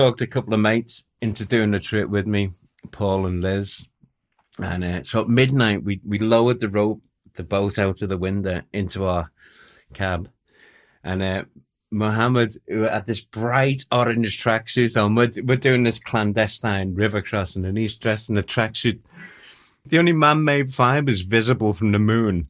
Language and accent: English; Liverpool, North West England, United Kingdom; Oh, Liverpool.